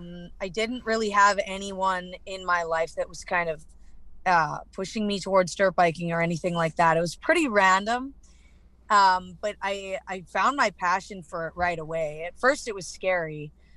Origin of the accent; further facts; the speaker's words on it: British Columbia, Canada; accent: Canadian; moved away as an adult; now in Texas, United States; So I'm from Canada. Okay. I was in BC all my life, but I've recently moved to Texas.